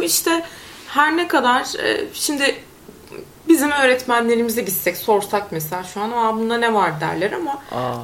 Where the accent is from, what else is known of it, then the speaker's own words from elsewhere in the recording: Konya, Turkey; moved away as an adult; also born or lived in Istanbul; Ben Konyalı bir insan olarak İstanbul'a geldim